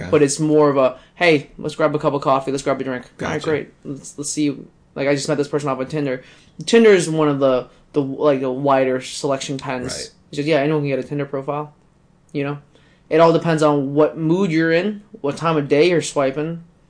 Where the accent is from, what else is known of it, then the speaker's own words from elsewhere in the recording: Brazil; English is a second language; now in West Chester, United States; I'm from Brazil, but I'm living in Westchester, Pennsylvania.